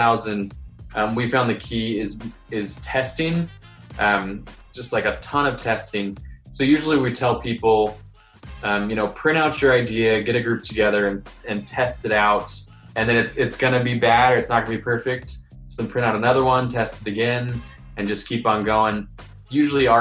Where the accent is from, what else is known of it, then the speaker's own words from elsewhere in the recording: Columbus, Ohio, United States; I am from Columbus, Ohio